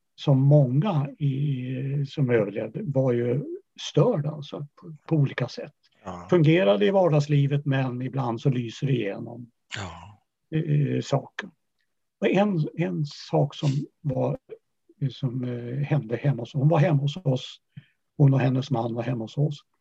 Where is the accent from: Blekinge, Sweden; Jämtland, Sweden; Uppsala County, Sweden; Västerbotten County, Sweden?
Uppsala County, Sweden; Uppsala; also born or lived in Kattakurgan, Uzbekistan; jag växte upp i Uppsala.